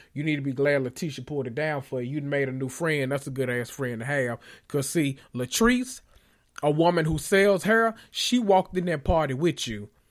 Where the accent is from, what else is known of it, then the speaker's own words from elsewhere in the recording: Memphis, Tennessee, United States; I grew up in Memphis